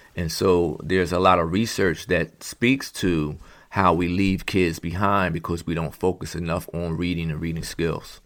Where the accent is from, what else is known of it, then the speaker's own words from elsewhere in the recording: Philadelphia, Pennsylvania, United States; also born or lived in Montgomery County, Pennsylvania; born and raised in Philadelphia, Pennsylvania